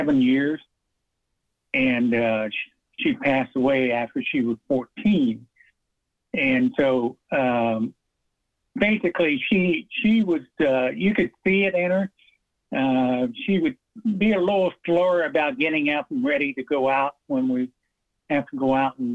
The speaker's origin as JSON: {"language": "English", "town": "Richmond", "region": "Indiana", "country": "United States", "tie": "born or raised there", "lives_now": "Fort Wayne, United States", "said": "I was a Lion member in my hometown in Richmond, Indiana."}